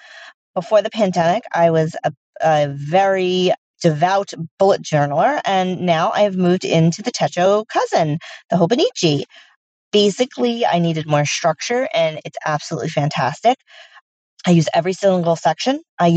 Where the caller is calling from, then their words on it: Long Island, New York, United States; This is …, and I'm speak piping from Long Island, New York